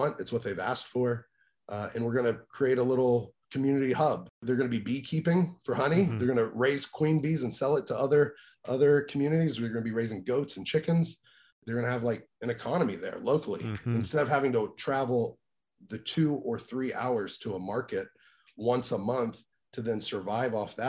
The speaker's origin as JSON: {"language": "English", "town": "Greenville", "region": "Mississippi", "country": "United States", "tie": "born or raised there", "said": "I was born in Greenville, Mississippi"}